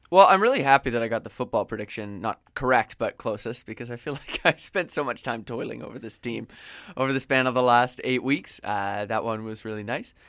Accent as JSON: {"language": "English", "area": "Vancouver Island", "region": "British Columbia", "country": "Canada", "tie": "born or raised there", "said": "That's my hometown team"}